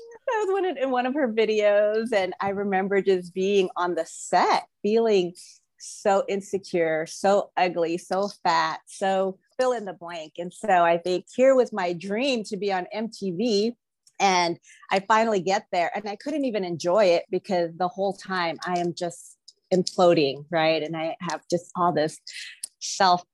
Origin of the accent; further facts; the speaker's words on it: Philippines; moved away; I was born in the Philippines. I grew up in a family of politicians.